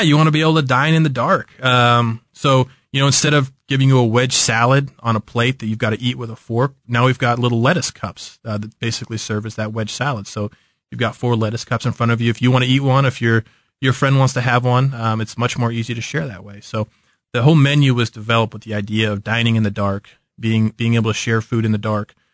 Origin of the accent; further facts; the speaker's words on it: Kansas City, Missouri, United States; also born or lived in St. Louis; I'm from Kansas City